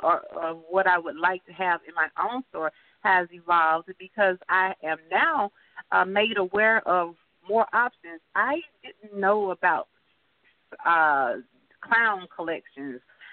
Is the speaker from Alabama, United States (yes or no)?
yes; Birmingham, Alabama, United States; moved away as an adult; also born or lived in Griffin, Georgia; now in Stockbridge, United States; I'm from Birmingham, Alabama.